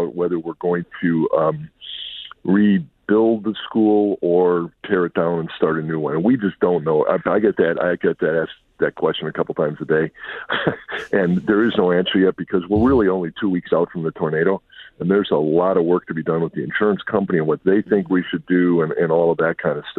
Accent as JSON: {"language": "English", "region": "Midwest", "country": "United States", "also_born_or_lived": "Milwaukee, Wisconsin", "moved": "as an adult", "lives_now": "Dallas, United States", "said": "I'm from the Midwest. I was in the Milwaukee area for 26 years before coming down here to take this this call."}